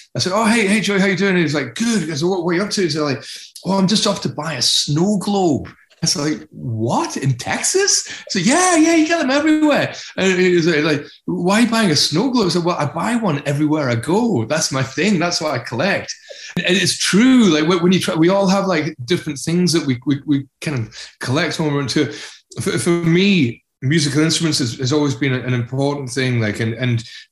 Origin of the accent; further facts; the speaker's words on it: Glasgow / Edinburgh, Scotland, United Kingdom; also born or lived in North East England; my early childhood was in the northeast of England, and then Edinburgh and Glasgow.